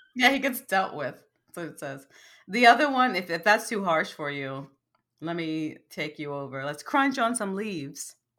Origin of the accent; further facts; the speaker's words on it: United States; also born or lived in Bronx, New York; as an American